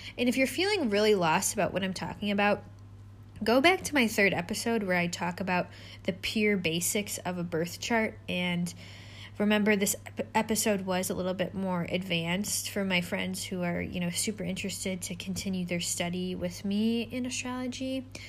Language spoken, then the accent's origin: English; United States; my home country, which is America. I'm American.